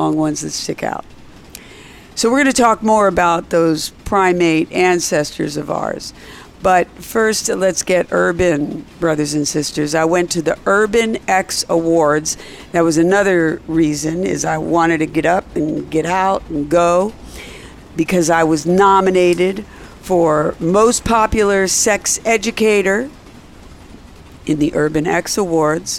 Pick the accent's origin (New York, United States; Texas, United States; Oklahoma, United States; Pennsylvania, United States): Pennsylvania, United States; Philadelphia; I was born in Philly